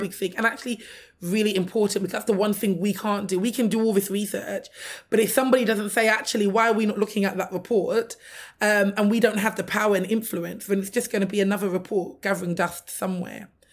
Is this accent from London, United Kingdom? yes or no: yes; London, United Kingdom; I'm a Londoner, born and raised